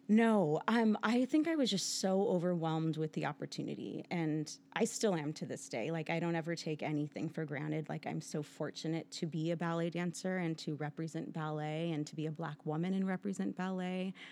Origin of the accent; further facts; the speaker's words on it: San Pedro, California, United States; also born or lived in Kansas City, Missouri; the local ballet school in San Pedro, California, where I grew up